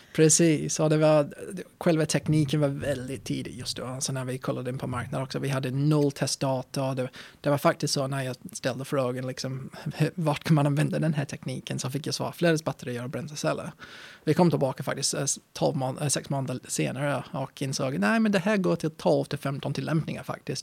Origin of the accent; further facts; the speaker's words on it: England, United Kingdom; Swedish is a second language; moved away as an adult; also born or lived in Östersund, Sweden; now in Sweden; när jag var uppväxt i England